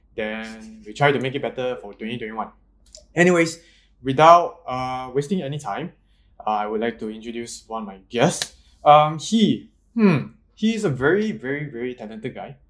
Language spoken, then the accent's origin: English; Malaysia; I'm still Malaysian, kind